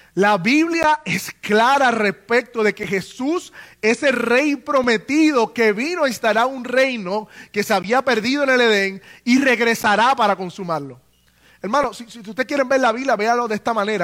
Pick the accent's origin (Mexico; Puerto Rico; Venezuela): Puerto Rico; nosotros los puertorriqueños, ¿verdad? Que nacimos en el Estado Libre Asociado de Puerto Rico